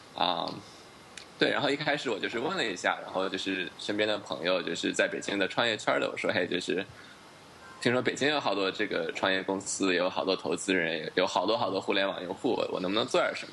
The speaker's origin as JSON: {"language": "Chinese", "country": "United States", "tie": "born or raised there", "moved": "as an adult", "lives_now": "Beijing, China", "said": "我是在 美国长大的，我们， 我是六七岁的时候过去的"}